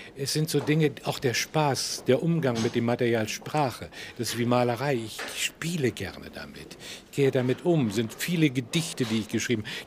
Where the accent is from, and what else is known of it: Prenzlau, Brandenburg, Germany; born or raised there; moved away; also born or lived in Tilsit, East Prussia / Masuria / Berlin